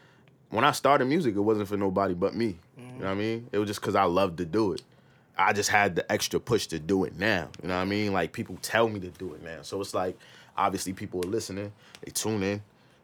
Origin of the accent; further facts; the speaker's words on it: Paterson, New Jersey, United States; I grew up in Patterson, New Jersey.